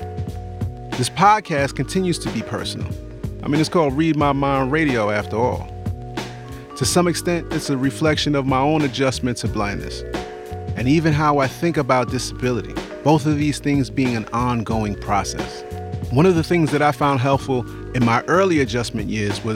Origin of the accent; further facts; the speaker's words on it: New York City, New York, United States; I'm from the Bronx